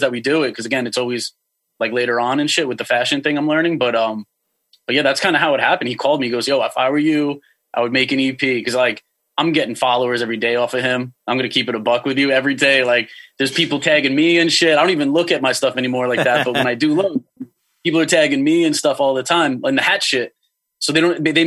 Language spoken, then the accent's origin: English; Long Island, New York, United States; I'm from Long Island.